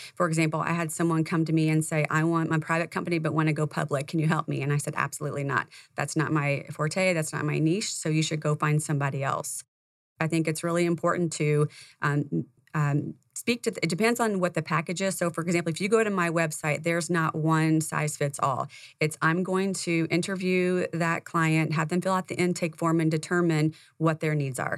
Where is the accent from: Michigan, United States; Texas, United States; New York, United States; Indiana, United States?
Indiana, United States; moved away; I came from Indiana, that's where I was born and raised